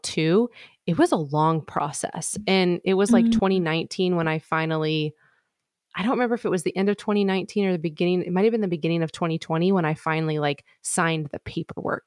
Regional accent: Midwest, United States; moved away; I'm from the Midwest. That's where I was born and raised. I'm actually in the process of moving back to the Midwest right now

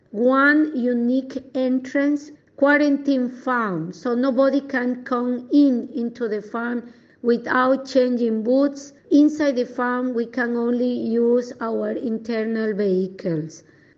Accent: Ecuador; English is a second language; now in Mozambique; I am the original from Ecuador, but now 12 years working here in North Mozambique

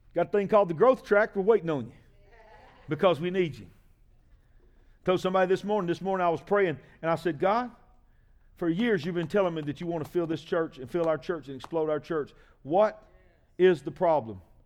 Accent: United States; I'm an American

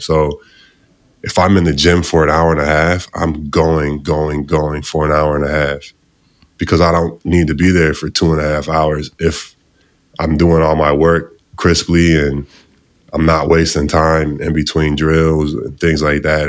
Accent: outside Chicago, Illinois, United States; I'm outside from Chicago. Uh, grew up out there, still live there now with my family

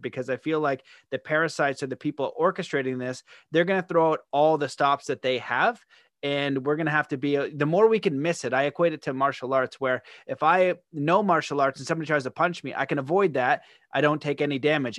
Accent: Canada; as a Canadian

